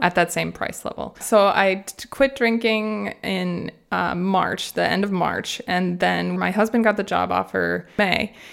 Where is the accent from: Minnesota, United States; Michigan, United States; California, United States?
Minnesota, United States; moved away as an adult; now in Freiburg, Germany; I grew up in Minnesota in the United States